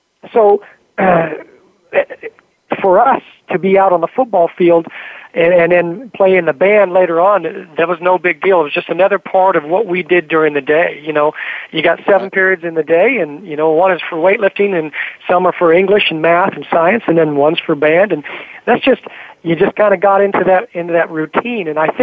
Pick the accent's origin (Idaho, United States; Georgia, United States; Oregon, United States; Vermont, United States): Oregon, United States; Eastern; where I grew up in Eastern Oregon, we were all the same thing.